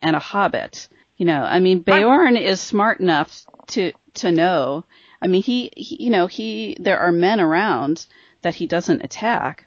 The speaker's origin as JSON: {"language": "English", "region": "Midwest", "country": "United States", "accent": "Midwestern", "said": "my Midwestern accent"}